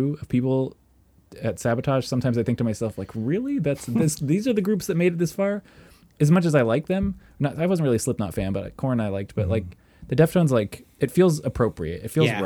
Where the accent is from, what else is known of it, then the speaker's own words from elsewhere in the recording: about 45 minutes south of Olympia, Washington, United States; I am about 45 minutes away from Olympia.